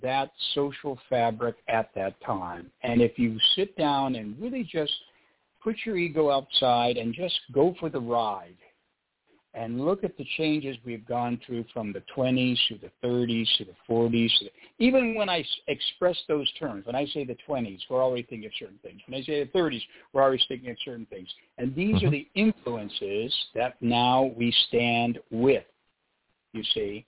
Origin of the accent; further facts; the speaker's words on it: Los Angeles, California, United States; I'm from Hollywood. This is where we're brought up.